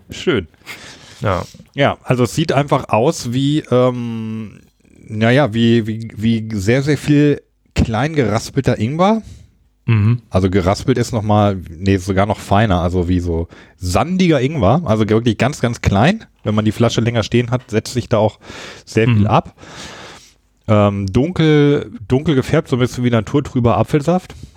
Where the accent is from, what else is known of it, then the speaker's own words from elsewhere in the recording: Hanover Region, Lower Saxony, Germany; moved away; also born or lived in Hamburg / Berlin / Baltic Sea coast; ich komme ja aus der Region Hannover ursprünglich